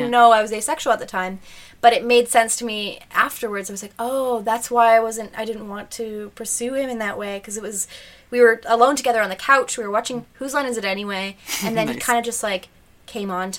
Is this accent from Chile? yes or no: no; Thunder Bay, Ontario, Canada; moved away; I'm from Thunder Bay and it's a very like close-knit